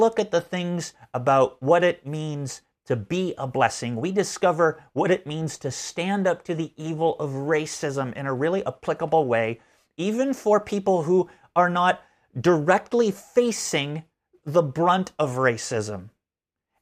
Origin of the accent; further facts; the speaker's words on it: Canada; moved away; As a Canadian growing up, I did not learn a lot of American history.